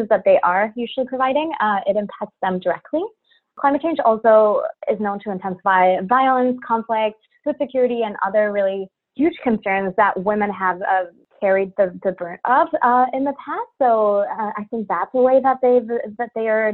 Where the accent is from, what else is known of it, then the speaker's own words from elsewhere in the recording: Mexico; moved away as an adult; also born or lived in Cancun, Mexico / Waterloo, Canada; now in Ottawa, Canada; I was born and raised in Mexico and spent some of my pivotal teen years in Cancun